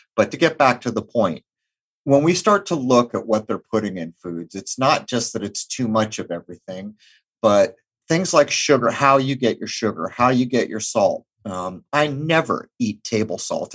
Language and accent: English; Southern California, United States; now in Rhode Island, United States; I grew up in Southern California